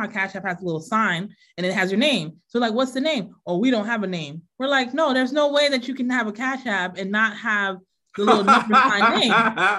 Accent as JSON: {"language": "English", "region": "Florida", "country": "United States", "tie": "born or raised there", "moved": "yes", "lives_now": "Waltham, United States", "said": "I grew up in Florida"}